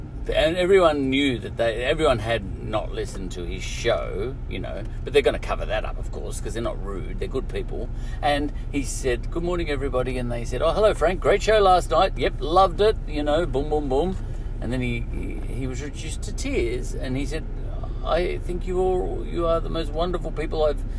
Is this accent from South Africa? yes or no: no; Ireland; I'm an Irishman, you say, you have to, you know. It's in my culture.